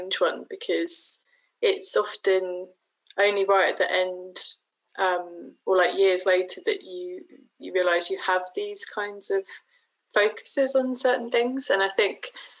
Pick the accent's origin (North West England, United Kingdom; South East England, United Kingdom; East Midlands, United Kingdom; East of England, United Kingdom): South East England, United Kingdom; Shoreham-by-Sea; my hometown of Shoreham-by-Sea